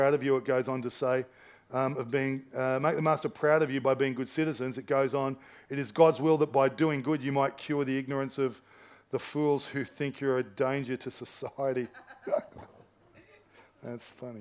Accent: Australia; I'm Australian

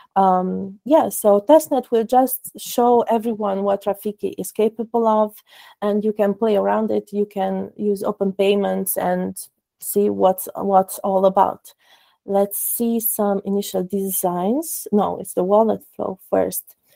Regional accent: Cluj-Napoca, Cluj County, Romania; I am also from Romania, Cluj Napoca.

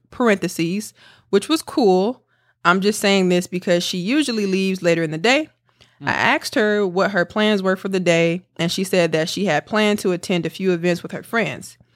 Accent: College Park, Georgia, United States; now in Philadelphia, United States; I'm from College Park, Georgia, but I currently live in Philly.

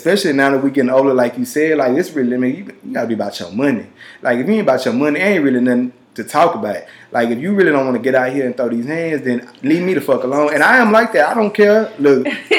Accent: Louisiana, United States; also born or lived in Texas; we're from the South. Like growing up in Louisiana and Texas, like, and y'all know where I grew up at.

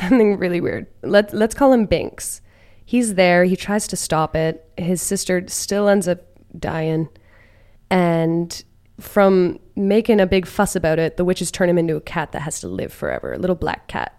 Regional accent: northeastern Massachusetts, United States; I'm from Massachusetts. I am from none other than northeastern Massachusetts, right around these parts.

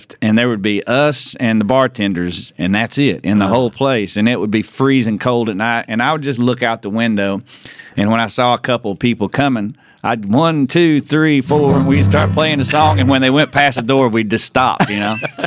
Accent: Decatur, Tennessee, United States; now in Nashville, United States; both of us from Decatur, Tennessee.

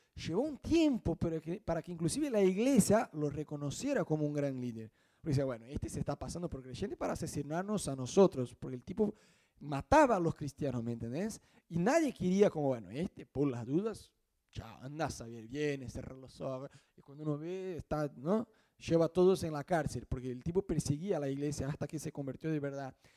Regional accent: Brazil; Spanish is a second language; now in Argentina; nosotros que somos brasileños

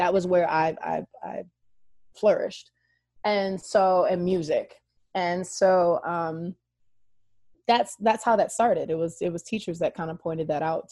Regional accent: Troy, Michigan, United States; moved away; also born or lived in Pontiac, Michigan / Mississippi; well, I am originally from Oakland County, Michigan

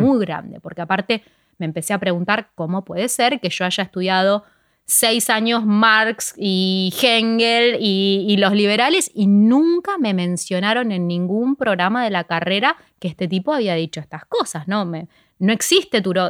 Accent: Ciudad Evita, Buenos Aires Province, Argentina; empecé justo en Ciudad de Vita, que es de donde yo soy

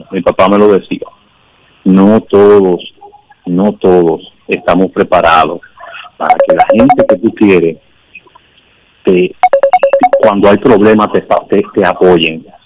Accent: San José de Ocoa, Dominican Republic; me presenté a mi pueblo, soy de San José de Ocoa

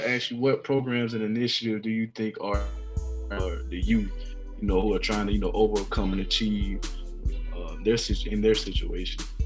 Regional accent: Tallahassee, Florida, United States; growing up in Tallahassee, man, we grew up in that in that shadow of that school that sit on the hill

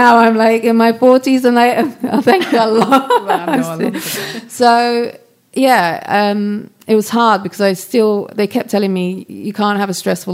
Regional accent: London, United Kingdom; I grew up in London.

